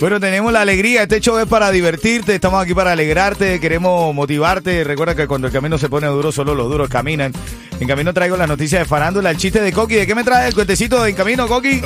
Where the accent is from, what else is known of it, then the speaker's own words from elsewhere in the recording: Venezuela; como hermano venezolano